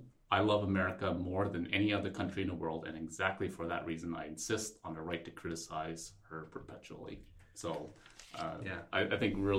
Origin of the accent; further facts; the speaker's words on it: Malaysia; born there; So I was born in Malaysia, for example